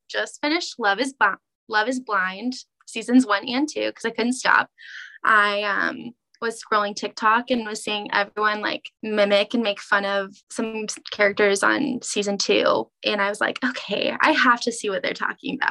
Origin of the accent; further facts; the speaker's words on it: Kansas City, United States; also born or lived in Olathe/Overland Park, Kansas; I was born in Kansas City